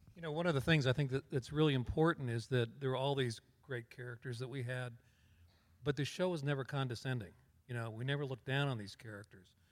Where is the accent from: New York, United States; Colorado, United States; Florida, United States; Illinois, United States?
Colorado, United States; I grew up in Colorado